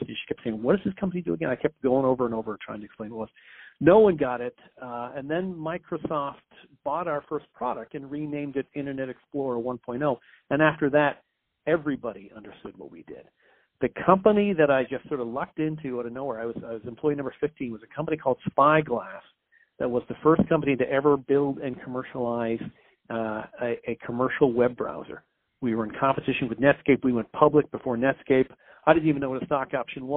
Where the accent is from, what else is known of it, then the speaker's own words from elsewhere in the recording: Canada; moved away as an adult; also born or lived in United States / Belgium; I'm a Canadian. I came down to the United States to finish up my grad school.